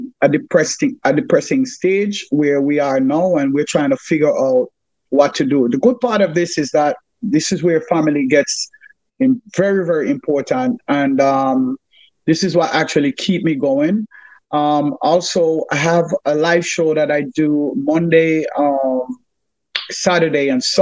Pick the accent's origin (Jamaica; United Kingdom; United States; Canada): Jamaica; Kingston; I grew up at 125 Spanish Stone Road, and I will be more specific. It is in Jamaica